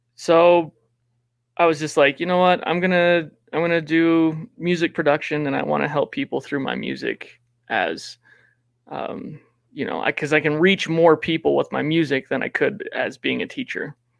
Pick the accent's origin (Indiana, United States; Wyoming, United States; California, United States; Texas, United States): Wyoming, United States; also born or lived in Laramie, Wyoming; I'm from Wyoming